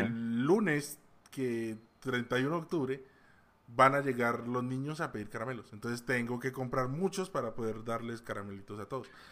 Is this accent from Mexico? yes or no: no; Colombia; aquí en Colombia, de donde soy yo